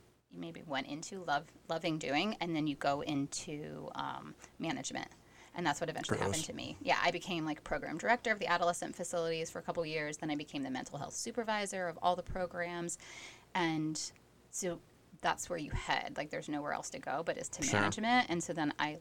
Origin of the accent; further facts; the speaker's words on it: Ohio, United States; moved away; I'm originally from Ohio